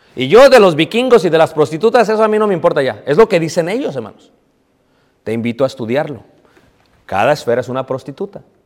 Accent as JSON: {"language": "Spanish", "region": "Mexico City", "country": "Mexico", "tie": "born or raised there", "said": "cuando yo era pequeño, hermanos, lo que se celebraba en Ciudad de México era el 6 de enero"}